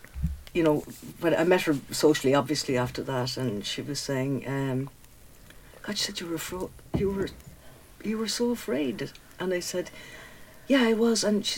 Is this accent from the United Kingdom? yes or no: no; Cobh, Munster, Ireland; I was also born and raised in Cove